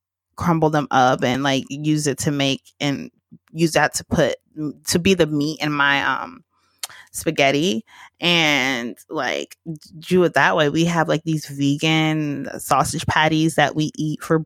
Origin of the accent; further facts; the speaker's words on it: Georgia, United States; moved away as an adult; now in Los Angeles, United States; I am from Georgia